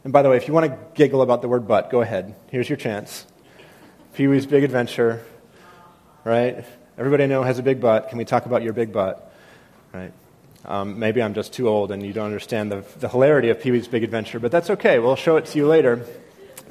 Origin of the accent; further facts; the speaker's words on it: New England, United States; I come from New England where, you know, sarcasm is like a spiritual gift